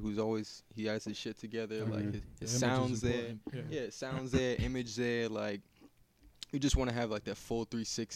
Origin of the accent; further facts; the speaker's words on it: Medford, Massachusetts, United States; we're from Medford